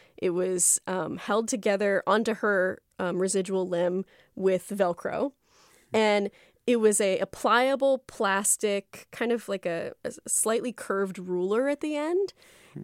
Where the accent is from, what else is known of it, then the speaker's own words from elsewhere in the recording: South Florida, United States; when I was growing up in South Florida